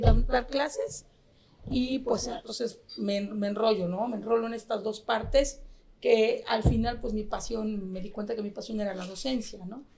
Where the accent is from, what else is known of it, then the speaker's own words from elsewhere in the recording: Mexico; nosotros como mexicanos